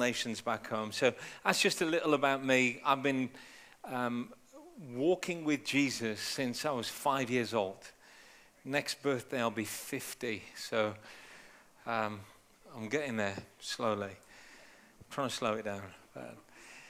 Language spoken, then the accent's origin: English; United Kingdom; also born or lived in Punjab; Born and raised in the UK, but I'm Indian, so not English.